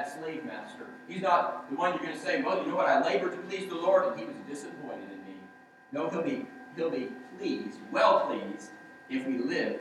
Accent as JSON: {"language": "English", "region": "Georgia", "country": "United States", "tie": "born or raised there", "said": "Growing up in Georgia in our church"}